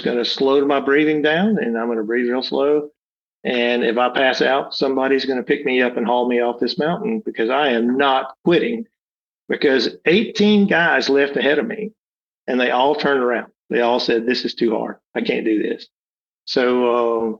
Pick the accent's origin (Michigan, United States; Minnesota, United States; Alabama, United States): Alabama, United States; I'm from Alabama